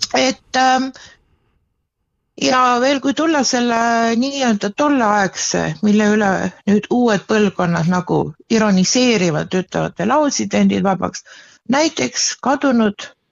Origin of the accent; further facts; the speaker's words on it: Pärnu, Pärnu County, Estonia; ma olen ise Pärnust pärit